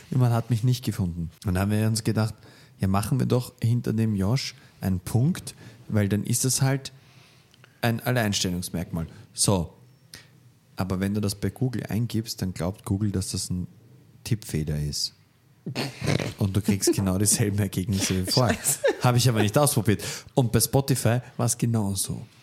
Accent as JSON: {"language": "German", "region": "Vienna", "country": "Austria", "said": "ich komme halt aus Wien."}